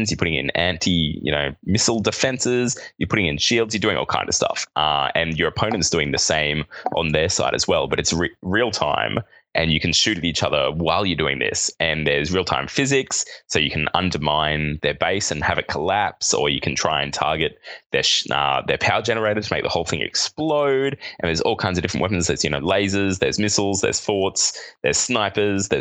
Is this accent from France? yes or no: no; Australia; accent: Australian; It's my Australian accent